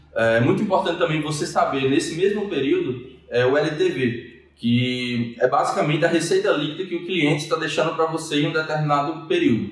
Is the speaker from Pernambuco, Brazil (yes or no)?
no; Mossoró, Rio Grande do Norte, Brazil; sou natural de Mossoró